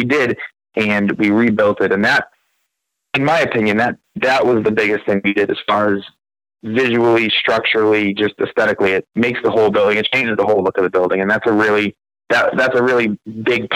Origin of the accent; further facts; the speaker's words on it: about 20 minutes south of Boston, Massachusetts, United States; moved away as an adult; now in Conway, United States; I am originally from Massachusetts, about 20 minutes south of Boston